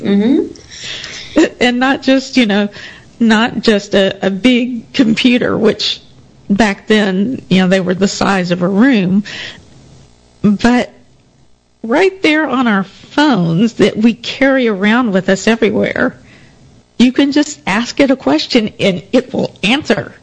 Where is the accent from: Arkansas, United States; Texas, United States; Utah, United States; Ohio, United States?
Texas, United States; Denton; moved to Denton, my hometown.